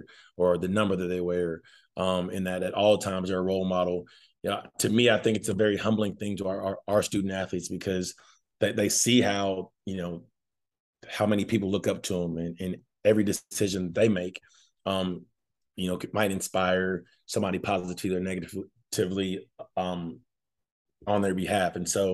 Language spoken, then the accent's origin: English; Fayetteville, Arkansas, United States; I grew up in Fayetteville, Arkansas. I went kindergarten through college here